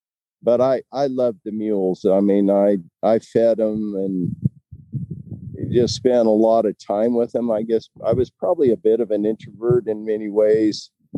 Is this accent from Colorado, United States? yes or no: yes; Palisade, Colorado, United States; Yeah. A little town called Palisade, foot of Grand Mesa.